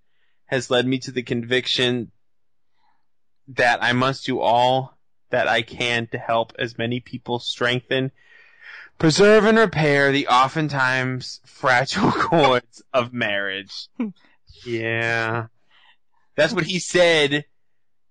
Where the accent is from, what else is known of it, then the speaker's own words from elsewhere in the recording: Massachusetts, United States; I'm from Massachusetts